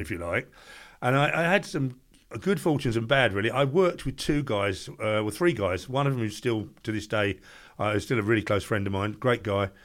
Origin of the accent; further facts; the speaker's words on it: Ramsgate, South East England, United Kingdom; I live in Ramsgate, born and bred in Ramsgate